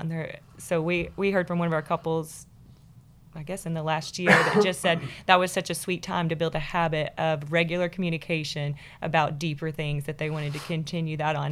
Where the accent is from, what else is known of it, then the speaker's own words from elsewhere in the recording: Kilgore, Texas, United States; I grew up in Kilgore, Texas